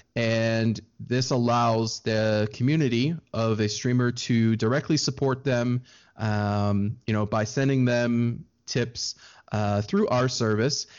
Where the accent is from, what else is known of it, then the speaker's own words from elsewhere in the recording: Maryland, United States; I am from Maryland on the East Coast of the U S, uh, right between Washington, D C, and Baltimore is where I was born and raised